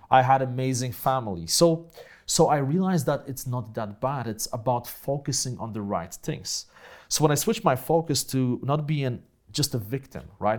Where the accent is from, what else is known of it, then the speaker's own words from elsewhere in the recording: Poland; accent: Polish accent; first language Polish; English is a second language; moved away as an adult; also born or lived in Grudziądz; So, uh, I grew up in Poland, right, after communism.